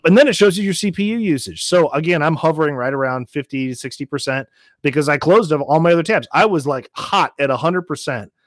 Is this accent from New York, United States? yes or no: no; Nashville, Tennessee, United States; moved away; also born or lived in St. Louis, Missouri; I grew up in Nashville, Tennessee